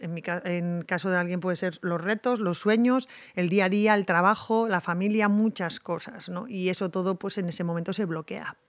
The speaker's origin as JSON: {"language": "Spanish", "town": "Tolosa", "region": "Basque Country", "country": "Spain", "said": "en el Club de Montaña de mi pueblo"}